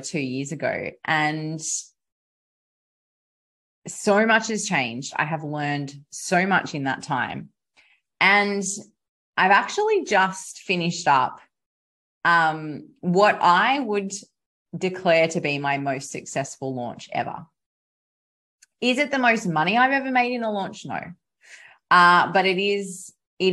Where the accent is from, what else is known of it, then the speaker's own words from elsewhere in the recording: South West Rocks, New South Wales, Australia; here in my hometown. Of Southwest Rocks in New South Wales, Australia.